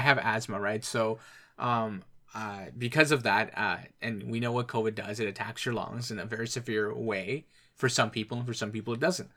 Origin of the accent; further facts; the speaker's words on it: Ontario, Canada; we're from Ontario